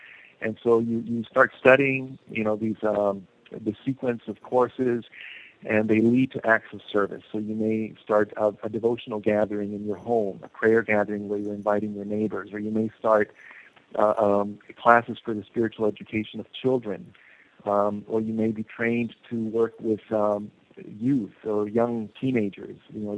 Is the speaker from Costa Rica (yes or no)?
yes; Costa Rica; born there; And yet, you know, I'm an American. I was born in Costa Rica.